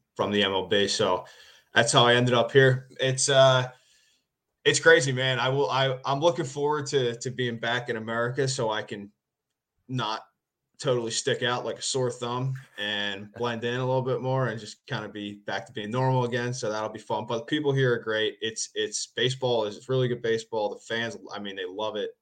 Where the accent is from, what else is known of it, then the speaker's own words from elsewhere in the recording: Philadelphia, Pennsylvania, United States; moved away as an adult; now in Japan; growing up in Philly, I don't live in Philly anymore